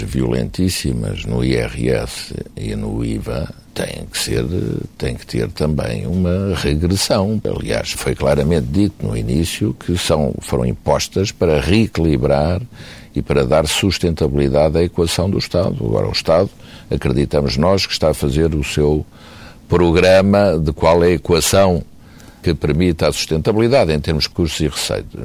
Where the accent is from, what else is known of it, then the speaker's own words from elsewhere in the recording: Portugal; como portugueses nós temos a obrigação de fazer tudo para ajudar o nosso país